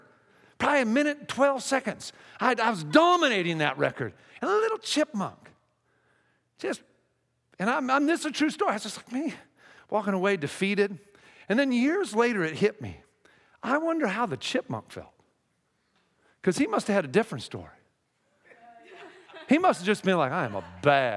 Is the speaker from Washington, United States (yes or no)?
yes; Seattle, Washington, United States; moved away as an adult; now in Texas, United States; I'm from Seattle